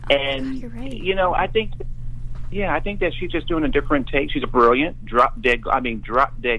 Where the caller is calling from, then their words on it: Brooklyn, New York, United States; from Brooklyn.